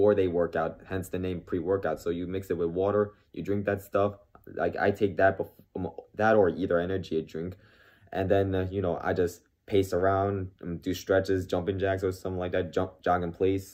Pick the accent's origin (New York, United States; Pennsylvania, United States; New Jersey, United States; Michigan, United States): New Jersey, United States; Lakewood; I was born there in 97, October 97